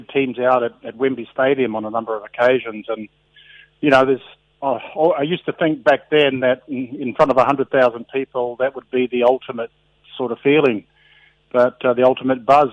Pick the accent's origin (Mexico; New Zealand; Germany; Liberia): New Zealand; Auckland; moved away as an adult; also born or lived in England; I was brought up in Otara, again in South Auckland